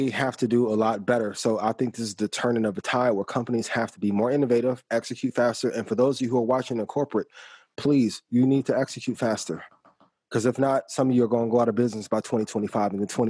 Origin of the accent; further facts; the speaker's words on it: East Chicago, Indiana, United States; I'm from East Chicago, Indiana